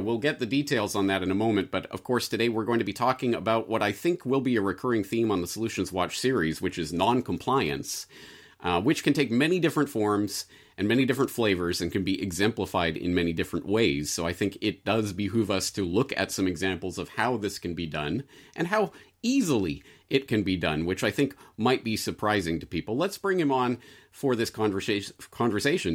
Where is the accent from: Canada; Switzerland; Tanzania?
Canada; moved away as an adult; as a Canadian